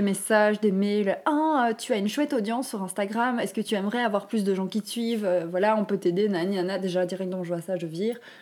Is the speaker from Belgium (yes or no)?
yes; Walloon Brabant, Wallonia, Belgium; also born or lived in Brussels; je viens du Brabant-Wallon